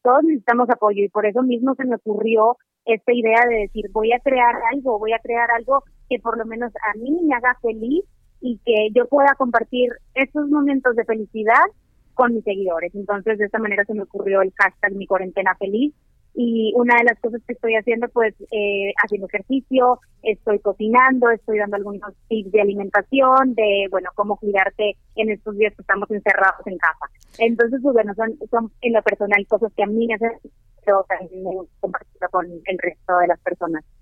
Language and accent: Spanish; Mexico; moved away as an adult; now in Madrid, Spain; llevo casi un año sin estar en mi país